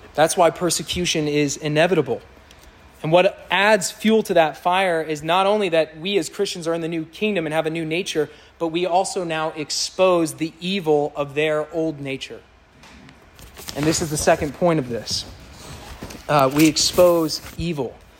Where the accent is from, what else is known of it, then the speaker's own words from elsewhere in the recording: Kansas City, Missouri, United States; moved away; I grew up in Kansas City.